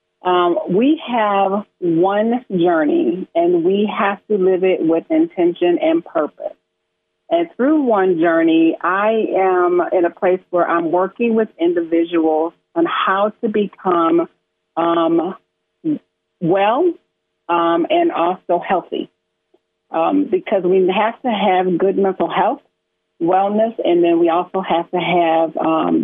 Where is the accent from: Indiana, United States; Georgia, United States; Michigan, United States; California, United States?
Michigan, United States; moved away as an adult; now in South Carolina, United States; I am originally from Michigan, born and raised in Michigan